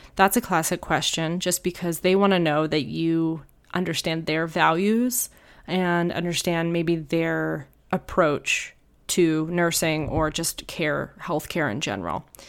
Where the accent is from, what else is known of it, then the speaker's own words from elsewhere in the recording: New Hampshire, United States; now in Tucson, United States; I moved to Tucson, I'm from New Hampshire